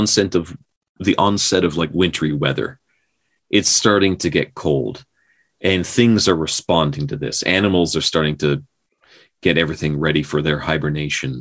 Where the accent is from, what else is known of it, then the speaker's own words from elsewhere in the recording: Newfoundland and Labrador, Canada; we did that growing up in Newfoundland